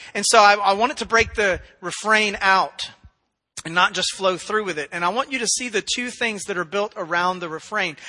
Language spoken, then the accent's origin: English; Memphis, Tennessee, United States; moved away as an adult; my wife and I grew up in Memphis, Tennessee. That's where we spent a substantial portion of our lives.